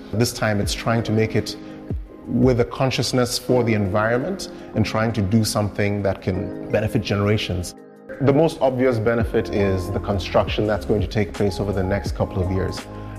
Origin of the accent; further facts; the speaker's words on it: Ghana; I was born and raised right here in Ghana